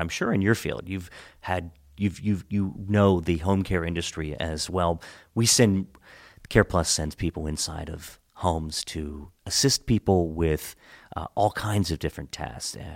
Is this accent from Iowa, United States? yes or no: no; Hagerstown, Maryland, United States; I grew up in Hagerstown